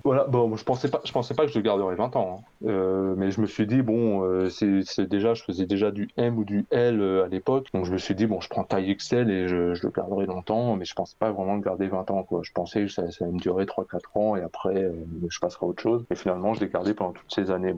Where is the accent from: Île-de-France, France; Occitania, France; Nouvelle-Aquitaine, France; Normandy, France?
Île-de-France, France; Paris; j'habite à Paris depuis que je suis euh, bah, depuis que je suis né